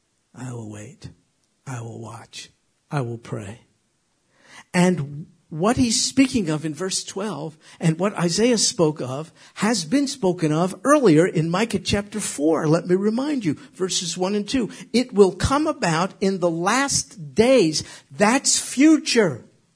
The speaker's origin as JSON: {"language": "English", "country": "United States", "said": "I'm an American. I serve in the military."}